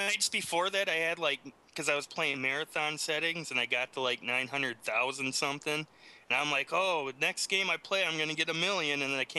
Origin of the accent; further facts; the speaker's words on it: Wisconsin, United States; my home state of Wisconsin